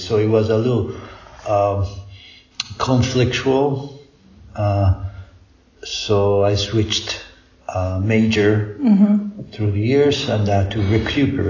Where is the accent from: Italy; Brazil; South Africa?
Italy; Rome, Lazio; I was born in Rome from American mother and Italian father. So I did my regular high schools and things in Rome.